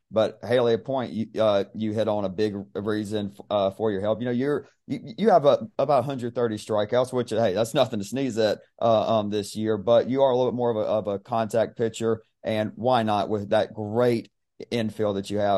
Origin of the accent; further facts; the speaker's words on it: near Georgia Southwestern, United States; that's like twenty minutes from from my hometown